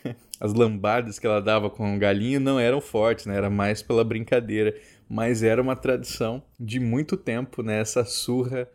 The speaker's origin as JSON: {"language": "Portuguese", "region": "Mato Grosso do Sul", "country": "Brazil", "said": "Em Mato Grosso do Sul, a minha terra, era muito comum a gente substituir por sopa paraguaia ou chipaguaçu."}